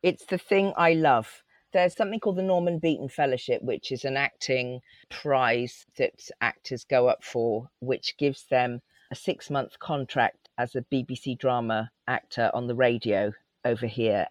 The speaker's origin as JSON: {"language": "English", "area": "Cotswolds, Gloucestershire", "region": "South West England", "country": "United Kingdom", "tie": "born or raised there", "also_born_or_lived": "Leeds", "accent": "West Country", "said": "I lived in a tiny rural Cotswold village. We moved there from Leeds uh, when I was three."}